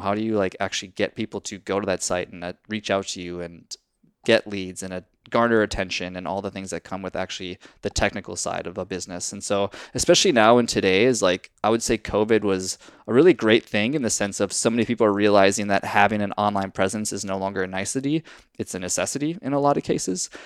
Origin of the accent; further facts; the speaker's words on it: Minnesota, United States; I'm from Minnesota